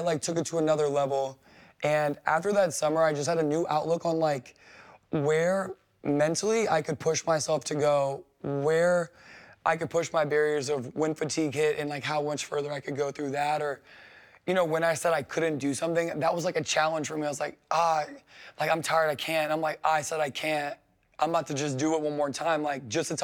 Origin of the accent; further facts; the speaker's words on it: New Orleans, Louisiana, United States; I went to LSU and I'm from New Orleans